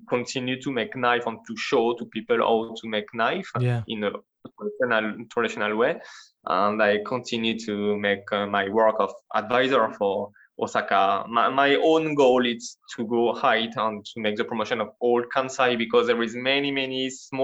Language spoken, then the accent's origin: English; France; accent: French; English is a second language; now in Sakai, Japan; It's my French accent